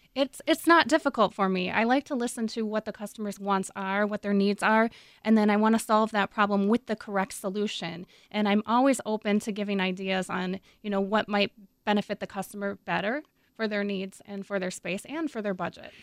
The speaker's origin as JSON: {"language": "English", "region": "Minnesota", "country": "United States", "said": "I'm from Minnesota"}